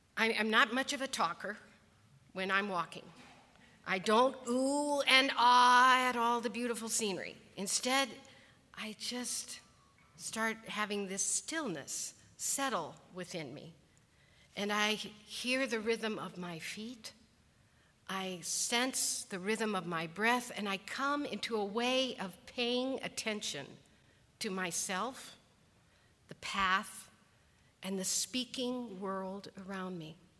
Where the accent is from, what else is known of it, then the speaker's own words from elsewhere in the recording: Colorado, United States; I was born and raised in Colorado, and much of my youth was spent hiking to one mountain lake or one mountain ridge